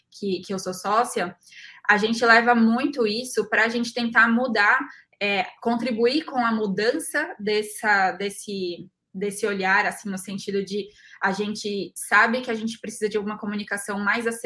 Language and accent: Portuguese; São Paulo, Brazil; Eu me recordo plenamente de que lá atrás eu sou de São Paulo capital e quando eu decidi fazer agronomia